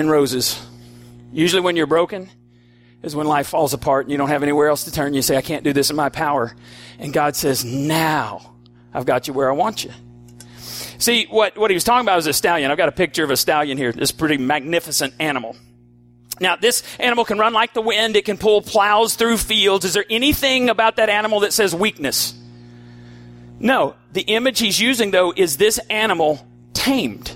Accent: Borger, Texas, United States; We're from Borger.

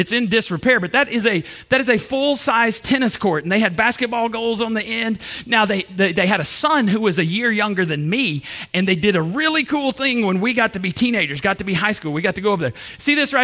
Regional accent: Borger, Texas, United States; I grew up in Borger, Texas

